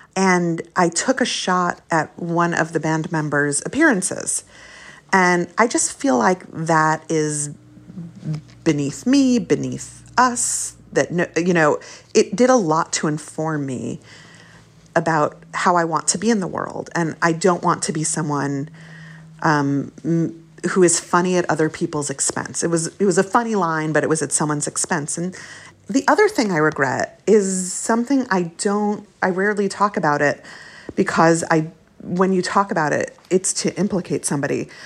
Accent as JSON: {"language": "English", "town": "Brooklyn", "region": "New York", "country": "United States", "tie": "born or raised there", "also_born_or_lived": "Long Island", "moved": "yes", "said": "When we moved to Brooklyn from Long Island"}